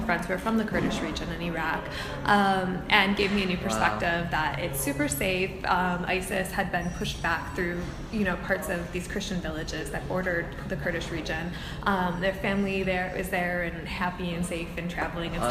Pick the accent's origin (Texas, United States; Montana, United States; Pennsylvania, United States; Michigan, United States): Michigan, United States; Farmington Hills; also born or lived in Edinburgh, Scotland; I'm from Farmington Hills originally